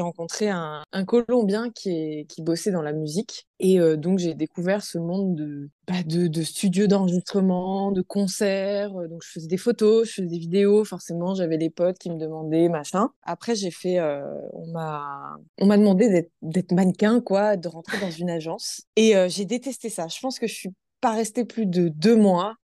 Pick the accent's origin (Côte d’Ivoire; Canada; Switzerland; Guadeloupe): Guadeloupe; je suis née en Guadeloupe